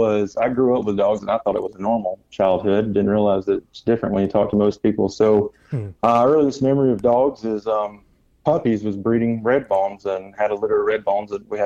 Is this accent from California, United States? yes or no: no; Alabama, United States; I thank God I had that background growing up in Northeast Alabama